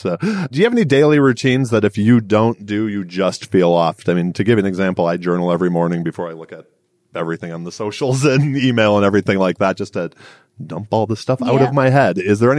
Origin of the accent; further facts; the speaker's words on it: Detroit, Michigan, United States; I'm a Midwestern girl. Yeah. I'm originally from Detroit.